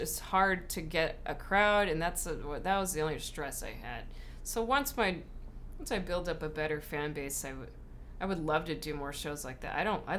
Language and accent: English; Whittier, California, United States; We're from Whittier.